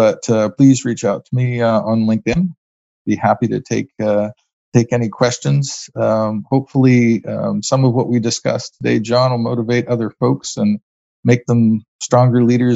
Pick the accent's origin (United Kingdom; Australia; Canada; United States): Canada; Being a Canadian, that is a really good thing. I think being a Canadian means, in three words, finding who you are.